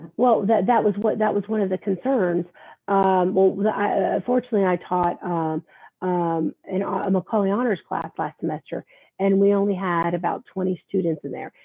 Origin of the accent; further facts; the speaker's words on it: the South, United States; also born or lived in Virginia Beach; now in New York, United States; I grew up in the South and we were always worried about hurricanes here